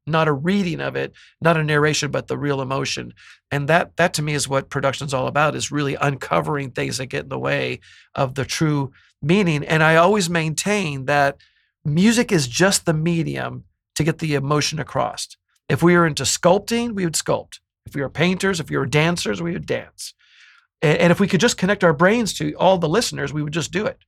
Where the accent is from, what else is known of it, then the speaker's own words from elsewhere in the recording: Bay Area, California, United States; now in Los Angeles, United States; I'm from the Bay Area